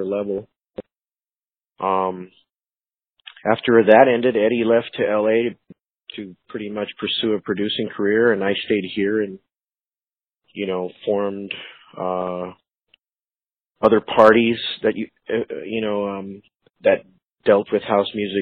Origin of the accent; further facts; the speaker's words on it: Phoenix, Arizona, United States; I was born and raised here in Phoenix, so I'm one of the few that it's not really a transplant. I've always been here